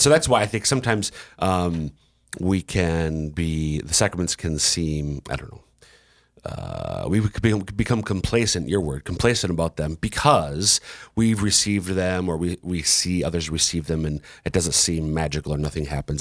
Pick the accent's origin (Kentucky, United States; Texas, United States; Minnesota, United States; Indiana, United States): Minnesota, United States; now in South Dakota, United States; I'm originally from Minnesota